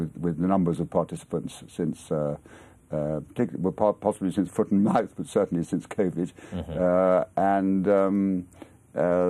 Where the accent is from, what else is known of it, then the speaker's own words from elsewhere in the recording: Exmoor, South West England, United Kingdom; moved away as an adult; also born or lived in Manhattan, New York; I was brought up on Exmoor